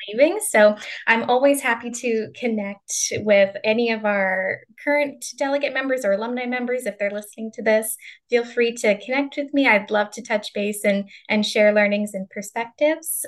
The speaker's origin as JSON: {"language": "English", "town": "Calgary", "region": "Alberta", "country": "Canada", "moved": "yes", "said": "I'm from Calgary, Canada, and that's where I did my undergraduate degree"}